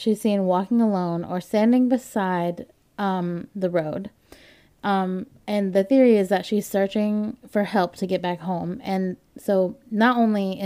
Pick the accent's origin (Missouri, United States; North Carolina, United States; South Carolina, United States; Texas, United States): North Carolina, United States; Winston-Salem; I grew up in Winston-Salem